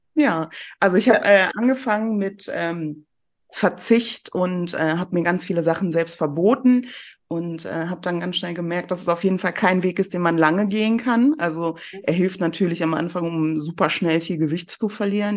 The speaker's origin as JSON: {"language": "German", "area": "near Cologne", "region": "North Rhine-Westphalia", "country": "Germany", "tie": "born or raised there", "also_born_or_lived": "Iran (south)", "said": "ich bin dann in der Nähe von Köln aufgewachsen und äh, bin im Herzen auch immer ein kölsches Mädchen."}